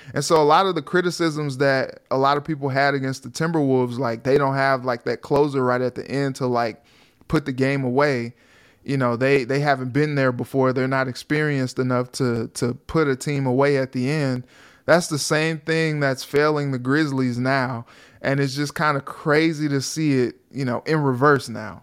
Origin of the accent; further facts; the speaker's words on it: St. Louis, Missouri, United States; I'm from St. Louis